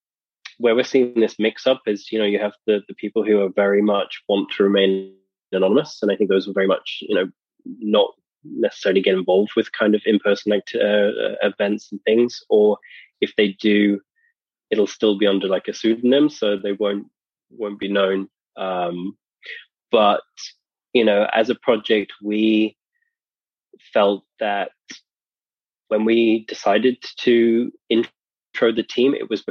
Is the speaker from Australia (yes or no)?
no; England, United Kingdom; we know that … I'm from England.